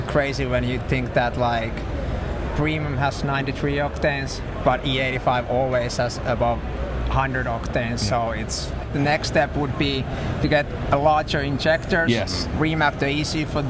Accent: Finland; I'm from Finland.

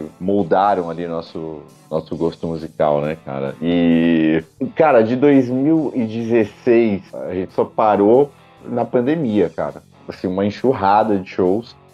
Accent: Santo André, São Paulo, Brazil; sou da BC Paulista, é, Santo André, São Paulo

